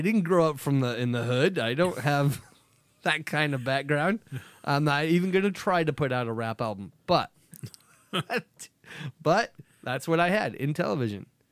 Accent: Nebraska, United States; We grew up in Nebraska

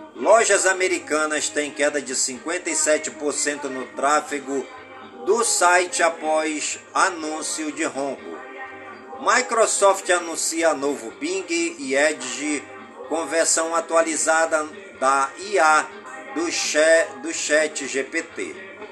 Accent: Careiro da Várzea, Amazonas, Brazil; Careiro da Vaz e a minha cidade natal

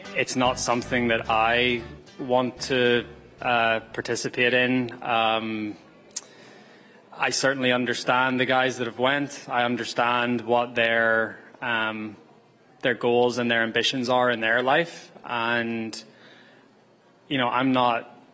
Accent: Canada; as a Canadian

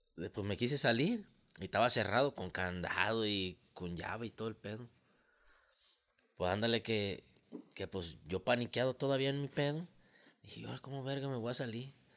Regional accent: El Arenal, Jalisco, Mexico; somos de aquí de Arenal

